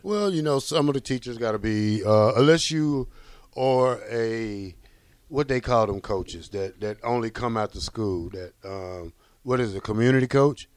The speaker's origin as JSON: {"language": "English", "region": "Georgia", "country": "United States", "moved": "yes", "said": "I'm from Georgia"}